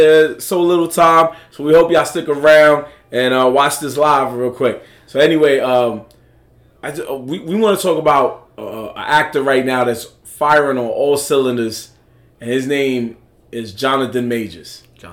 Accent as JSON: {"language": "English", "town": "New York City", "region": "New York", "country": "United States", "said": "I'm a New Yorker."}